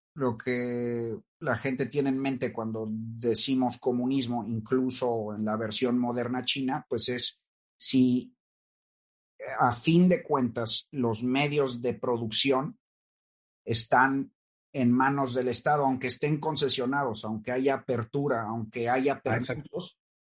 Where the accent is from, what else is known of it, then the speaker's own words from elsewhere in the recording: Mexico; Yo te lo digo como mexicano